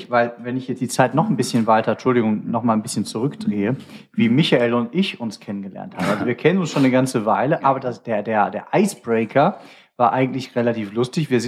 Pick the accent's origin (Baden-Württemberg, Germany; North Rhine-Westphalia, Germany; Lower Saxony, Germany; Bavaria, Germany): North Rhine-Westphalia, Germany; Cologne; Weil ich als Kölner, wir haben jetzt die meisten Sterne zwar hier im Ruhrgebiet